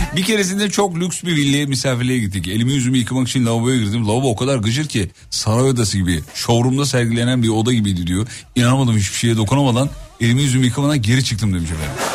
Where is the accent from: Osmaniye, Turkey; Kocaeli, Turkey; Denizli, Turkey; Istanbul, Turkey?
Kocaeli, Turkey; İzmit; also born or lived in Erzurum (ancestry); ben aslen Erzurumluyum. Anne babam Erzurumlu. Doğma büyüme İzmitliyim ama aslım oralı.